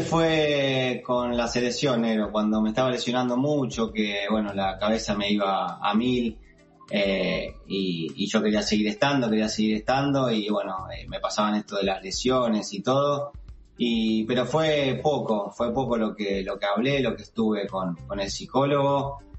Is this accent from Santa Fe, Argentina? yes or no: yes; Rosario, Santa Fe, Argentina; moved away as an adult